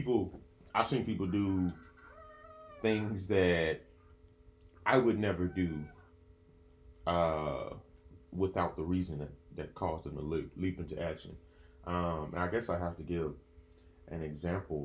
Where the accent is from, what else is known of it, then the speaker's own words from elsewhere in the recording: Memphis, Tennessee, United States; also born or lived in Greenville, Mississippi; I am also from Memphis